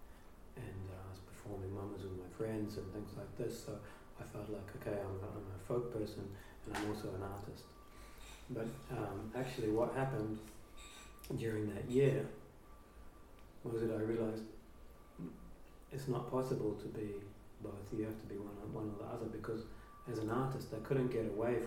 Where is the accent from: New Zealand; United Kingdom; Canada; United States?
New Zealand; moved away; growing up in New Zealand